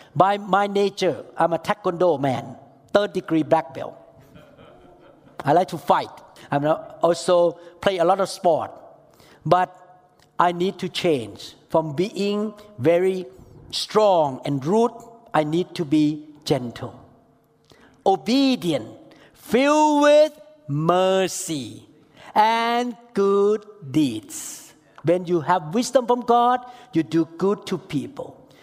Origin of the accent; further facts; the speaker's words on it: Thailand; I'm from Thailand